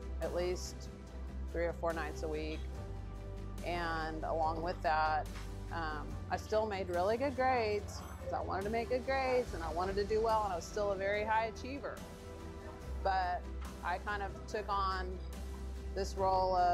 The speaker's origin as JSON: {"language": "English", "town": "Houston", "region": "Texas", "country": "United States", "tie": "born or raised there", "said": "I grew up here in Houston"}